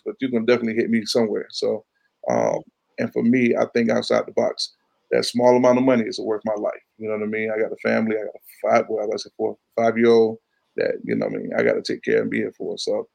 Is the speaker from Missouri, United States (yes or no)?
no; Chesapeake, Virginia, United States; I'm from Chesapeake